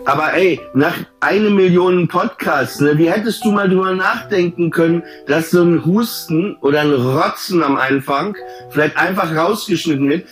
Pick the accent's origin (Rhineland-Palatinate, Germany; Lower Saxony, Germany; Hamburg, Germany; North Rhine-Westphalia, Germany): Lower Saxony, Germany; Papenburg; ich bin in Papenburg aufgewachsen